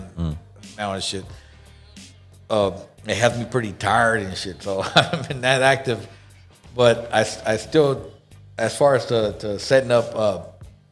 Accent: Los Angeles, California, United States; where I grew up in South Central

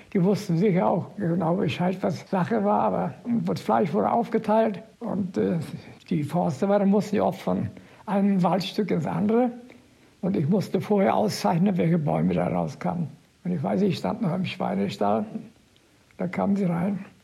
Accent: Rostock area, Mecklenburg-Vorpommern, Germany; Ich bin aus der Rostocker Gegend

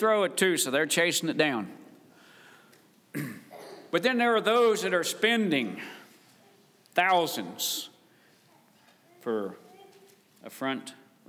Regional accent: West Virginia, United States; moved away; I was raised in West Virginia

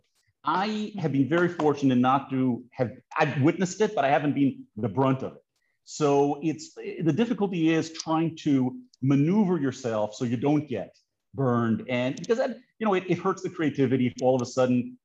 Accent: Greece; moved away; I haven't lived in Greece for a very long time

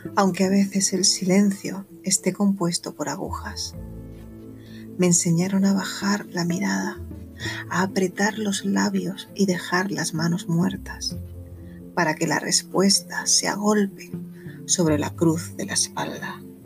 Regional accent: Órgiva, Andalusia, Spain; mi pueblo, en Órgiva, en la Alpujarra

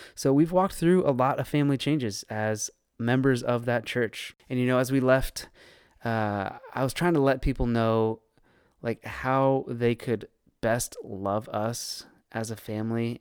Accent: Northern Virginia, United States; moved away as an adult; now in Raleigh, United States; one of the, the few people that was born and raised in Northern Virginia and actually stuck around

